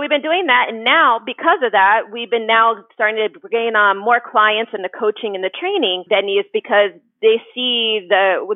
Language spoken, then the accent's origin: English; Columbus, Ohio, United States; moved away as an adult; also born or lived in Dayton, Ohio; now in Cincinnati, United States; I'm actually originally from Columbus, Ohio, and then went to school at University of Dayton